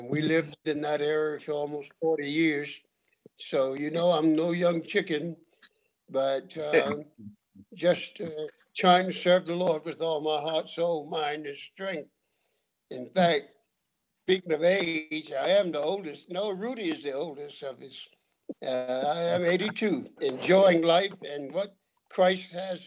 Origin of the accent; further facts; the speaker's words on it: Fayetteville, North Carolina, United States; moved away as an adult; also born or lived in Washington, D.C.; I was born and reared in North Carolina, Fayetteville